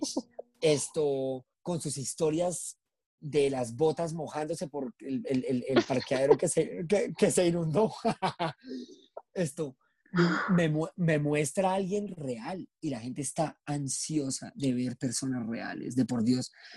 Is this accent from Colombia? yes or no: yes; Colombia; terminé pasando por todo mi país